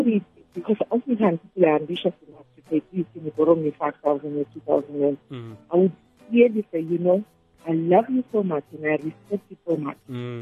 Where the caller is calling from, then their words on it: Benoni, Gauteng, South Africa; I'm calling from Benoni.